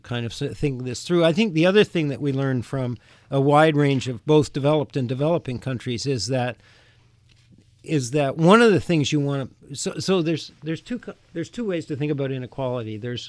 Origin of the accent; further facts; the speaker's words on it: Canada; now in United States; I grew up in Canada. Canada is more like other countries in that there's a most of the higher educational institutions are largely publicly funded.